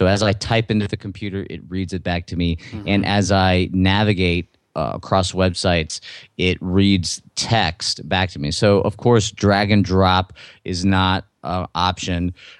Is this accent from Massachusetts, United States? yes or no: no; Louisiana, United States; And I'm from Southern Louisiana. You can't tell from my accent, but, you know, so family and dinner, supper is really, really important.